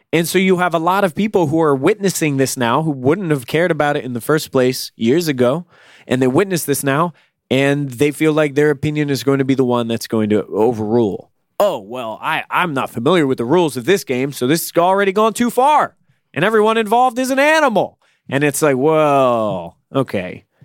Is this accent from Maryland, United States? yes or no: no; Virginia, United States; I'm from Virginia, where there ain't shit